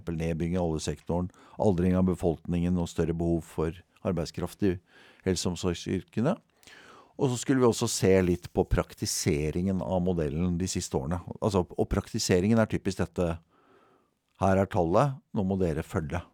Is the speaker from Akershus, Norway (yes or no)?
yes; Bærum, Akershus, Norway; jeg er født og oppvokst i Bærum